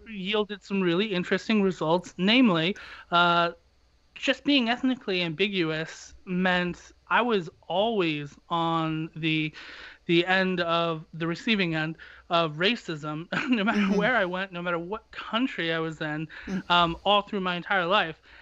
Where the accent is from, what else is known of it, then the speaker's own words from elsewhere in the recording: United States; as an American